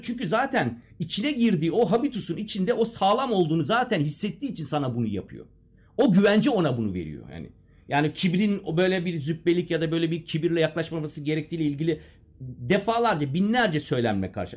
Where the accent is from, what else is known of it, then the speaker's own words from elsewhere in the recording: Eskişehir, Turkey; also born or lived in Castrop-Rauxel, Germany; yedi yaşındayken buraya geldim